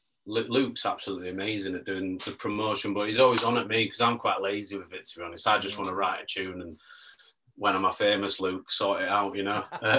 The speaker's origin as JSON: {"language": "English", "town": "Leeds", "region": "Yorkshire and the Humber", "country": "United Kingdom", "tie": "born or raised there", "moved": "as an adult", "lives_now": "London, United Kingdom", "said": "As you can tell, this is not an East London accent. I'm from Leeds originally. Mm-hmm. So I'm Leeds born and bred. I've just lived in London last few years."}